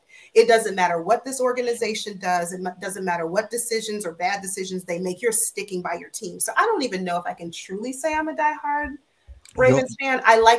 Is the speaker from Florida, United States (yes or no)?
yes; Florida, United States; moved away as an adult; So most of you know I'm from Florida. Lamar is too. And I mean, when I moved up here in 2015? Yeah, when I moved up here in 2015